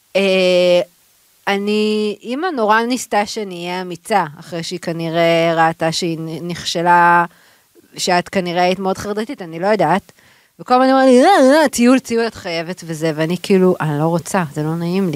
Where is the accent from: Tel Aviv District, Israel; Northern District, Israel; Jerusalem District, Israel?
Tel Aviv District, Israel; Tel Aviv; אנחנו גדלנו בשיכון. באנו משיכונים, אמנם שיכון בבלי, אבל שיכון